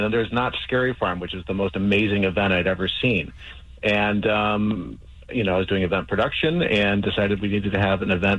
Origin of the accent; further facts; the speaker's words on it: East Coast, United States; moved away as an adult; now in Los Angeles, United States; I grew up on the East Coast, and I loved the Halloween season with foliage, and it was just always spooky. And when I moved to L.A.